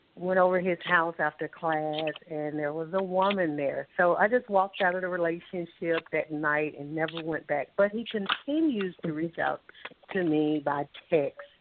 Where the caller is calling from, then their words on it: Alabama, United States; I'm calling from Alabama